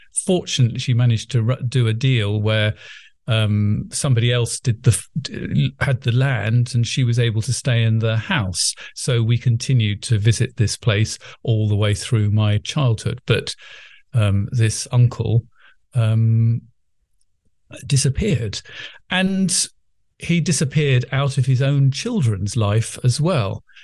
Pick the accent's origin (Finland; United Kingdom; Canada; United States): United Kingdom; England; accent: English middle class; as you can imagine from listening to my accent, I'm not only very English, but English middle class